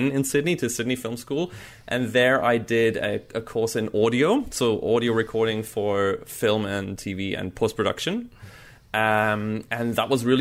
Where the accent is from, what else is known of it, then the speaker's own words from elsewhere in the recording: Munich, Bavaria, Germany; moved away as an adult; also born or lived in Belgium / United States; Then we moved to Munich, to Germany, and that's where I grew up